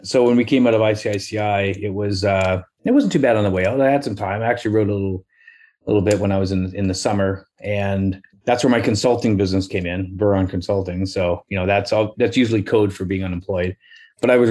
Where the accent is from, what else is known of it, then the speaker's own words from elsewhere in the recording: Canada; also born or lived in Parksville; I was used to there being something else other than the Canadian way.